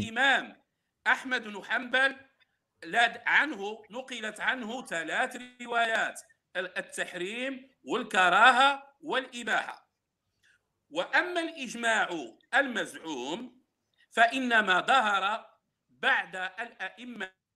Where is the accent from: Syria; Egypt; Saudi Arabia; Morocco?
Morocco; انا بالمناسبه انتمي الى المغرب